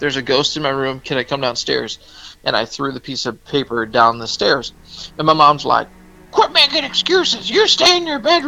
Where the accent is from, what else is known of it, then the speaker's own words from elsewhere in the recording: the South, United States; My parents, we're all from the South, and Southern